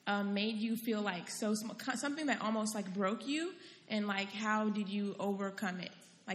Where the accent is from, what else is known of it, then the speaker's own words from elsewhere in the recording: Maryland, United States; I'm from Maryland.